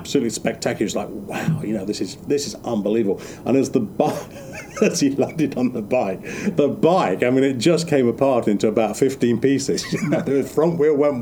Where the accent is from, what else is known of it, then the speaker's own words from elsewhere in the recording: England, United Kingdom; when I was growing up in England in the Manor